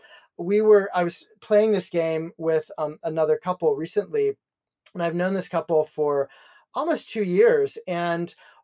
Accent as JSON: {"language": "English", "town": "Dayton", "region": "Ohio", "country": "United States", "tie": "born or raised there", "said": "in my hometown of Dayton"}